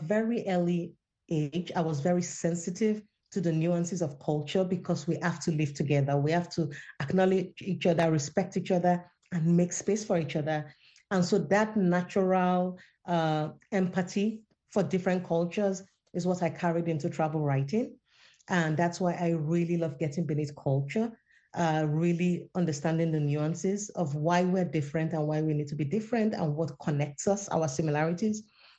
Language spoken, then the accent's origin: English; Nigeria; My first love was actually fiction when I was a teenager growing up in Nigeria.